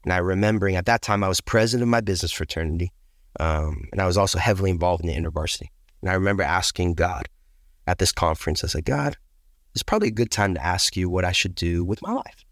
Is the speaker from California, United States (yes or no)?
yes; Pleasanton, California, United States; I grew up in Pleasance in California.